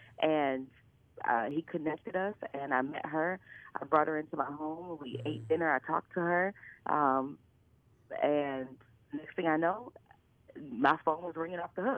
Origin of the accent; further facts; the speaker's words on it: Buffalo, New York, United States; moved away as an adult; also born or lived in India / Nepal / Guatemala; I grew up right in front of Madai College. So I grew up on Humboldt and Parkside. My family still lives there.